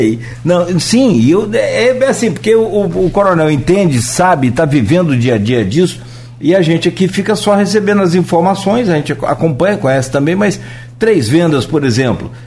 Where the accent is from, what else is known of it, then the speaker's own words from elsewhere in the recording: Italva, Rio de Janeiro, Brazil; moved away; eu sou de Italva